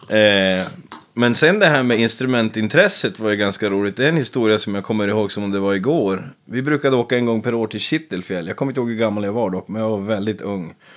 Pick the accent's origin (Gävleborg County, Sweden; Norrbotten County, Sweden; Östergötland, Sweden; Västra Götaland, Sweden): Norrbotten County, Sweden; Piteå; also born or lived in Västerbotten; född i Piteå, 28 år gammal, född 92. Ja. Växte upp på en ranch med mormor och morfar